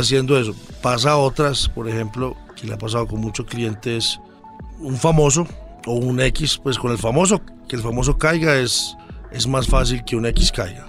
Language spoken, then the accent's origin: Spanish; Colombia; somos los colombianos.